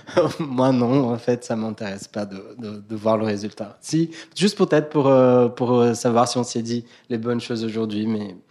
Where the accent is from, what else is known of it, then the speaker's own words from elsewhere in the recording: Brazil; moved away; Moi, je suis brésilien